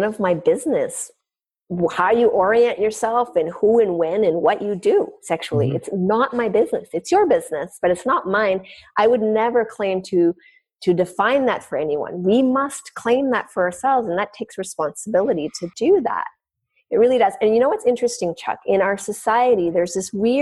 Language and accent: English; Canada; I'm French Canadian, so we're pretty vivacious